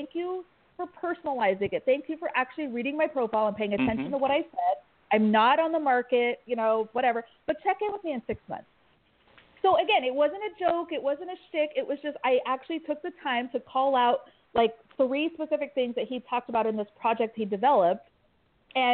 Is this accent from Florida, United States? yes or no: no; Kansas, United States; I grew up in Kansas. I have a weird accent